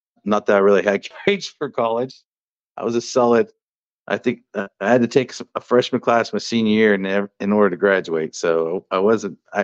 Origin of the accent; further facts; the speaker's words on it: Hughson, California, United States; I grew up in the near Hughson area